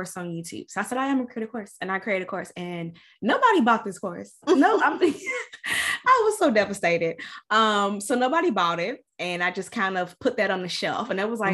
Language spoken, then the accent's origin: English; Louisville, Kentucky, United States; moved away as an adult; now in Tampa, United States; I'm from Louisville, Kentucky. If you can't tell from the accent